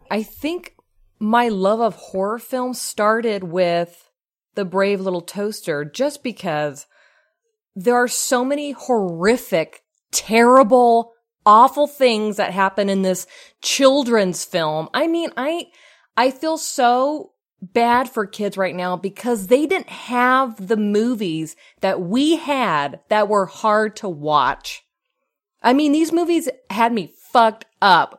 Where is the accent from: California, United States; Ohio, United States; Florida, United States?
California, United States; Pasadena; I am from Pasadena, California.